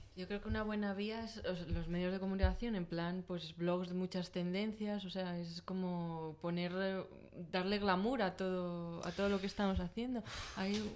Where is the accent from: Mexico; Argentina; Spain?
Spain; León, Castile and León; moved away; yo soy de León y voy a León mucho